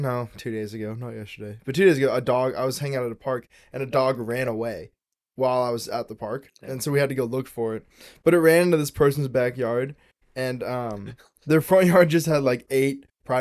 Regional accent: United States; Yeah, it's still, I'm American.

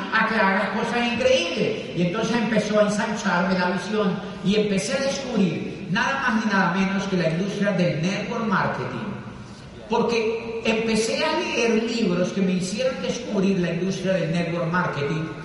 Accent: Colombia; also born or lived in Popayán, Colombia; los colombianos

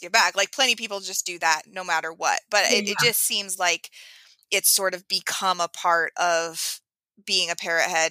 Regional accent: Oregon, United States; I'm from Oregon, and it's the coast there is, the water is very cold.

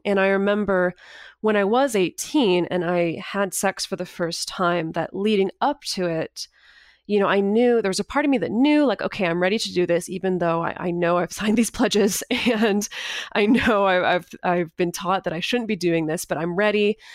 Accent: Northern California, United States; I grew up in Northern California in a really small little town, um, about two hours north of Sacramento.

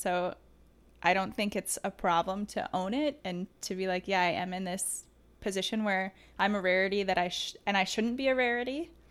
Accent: Detroit, Michigan, United States; I grew up in the Metro Detroit area

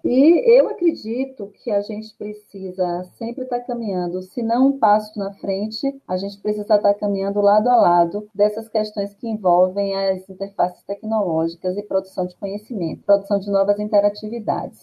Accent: Salvador, Bahia, Brazil; eu sou né, de Salvador

